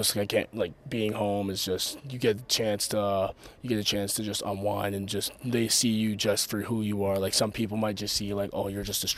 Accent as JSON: {"language": "English", "country": "Canada", "said": "being a Canadian"}